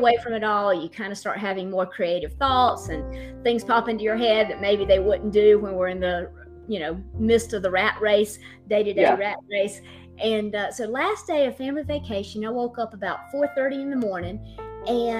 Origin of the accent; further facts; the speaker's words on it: the South, United States; I am not just not from Boston, I'm from the South.